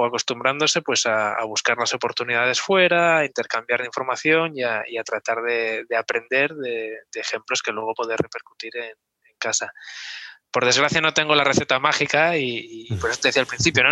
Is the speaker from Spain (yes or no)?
yes; Oviedo, Asturias, Spain; moved away as an adult; also born or lived in Gijón / Hamburg; now in Barcelona, Spain; Yo nací en Oviedo hace un poquito más de, 40 años ya y, me crié, pues bueno, pues eh, iba al colegio San Ignacio